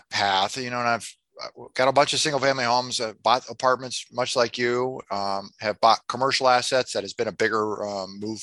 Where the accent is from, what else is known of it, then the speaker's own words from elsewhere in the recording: Des Moines, Iowa, United States; I'm from Des Moines, Iowa.